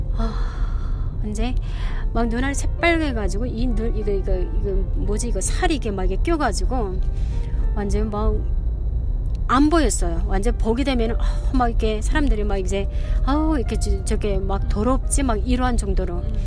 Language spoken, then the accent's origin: Korean; North Korea; moved away as an adult; also born or lived in China; now in Salt Lake City, United States; 저는 북한에서